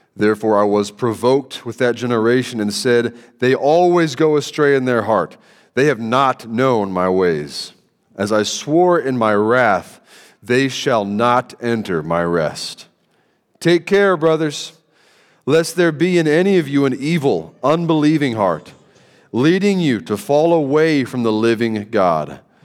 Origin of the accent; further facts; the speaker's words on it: Central Kentucky, United States; moved away; I'm from Kentucky, Central Kentucky